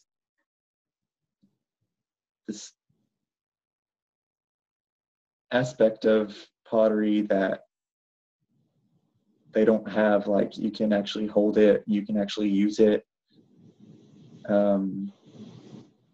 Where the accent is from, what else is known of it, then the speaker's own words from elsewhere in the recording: North Little Rock, Arkansas, United States; I am from North Little Rock